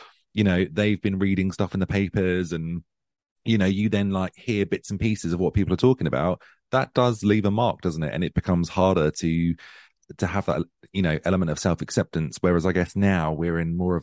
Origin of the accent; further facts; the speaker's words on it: Suffolk, East of England, United Kingdom; moved away; I'm from Suffolk originally